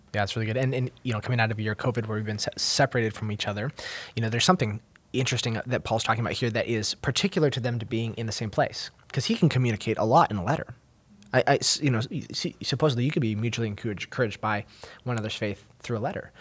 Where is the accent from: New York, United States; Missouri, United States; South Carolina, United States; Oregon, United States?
Oregon, United States; moved away; I'm from Oregon State originally